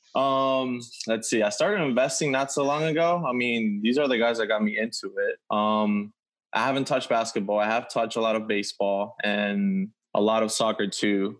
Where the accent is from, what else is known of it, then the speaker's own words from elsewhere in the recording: Venezuela; moved away; I'm from Venezuela